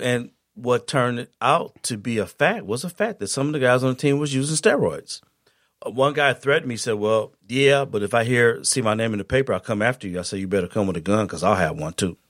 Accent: Saginaw, Michigan, United States; I'm from Saginaw.

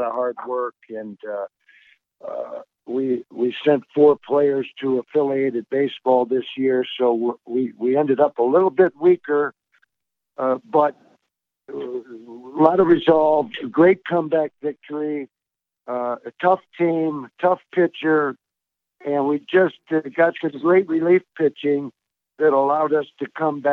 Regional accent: Detroit, Michigan, United States; also born or lived in Troy, Michigan; I grew up in Detroit. I raised my kids in Troy, Michigan

